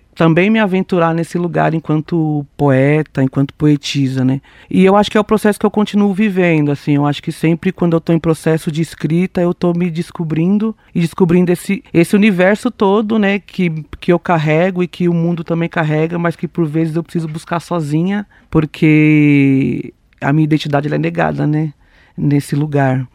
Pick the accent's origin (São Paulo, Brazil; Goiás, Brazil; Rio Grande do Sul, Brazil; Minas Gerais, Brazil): São Paulo, Brazil; sou uma mulher preta da periferia sul de São Paulo